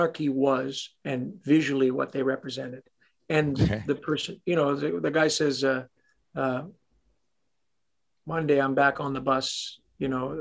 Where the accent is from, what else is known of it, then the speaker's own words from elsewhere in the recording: Toronto, Ontario, Canada; I'm a Canadian kid from Toronto